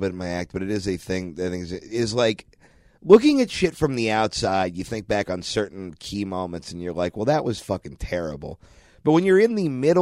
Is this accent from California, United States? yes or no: yes; Orange County, California, United States; I grew up much again in Orange County